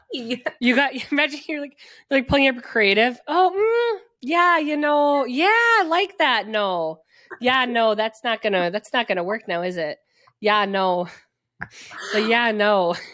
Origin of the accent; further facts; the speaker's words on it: Wisconsin, United States; accent: Wisconsin; also born or lived in New York City; my Wisconsin accent slips in so strong